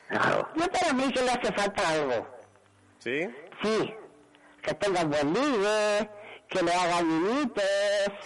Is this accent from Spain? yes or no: yes; Alicante, Valencian Community, Spain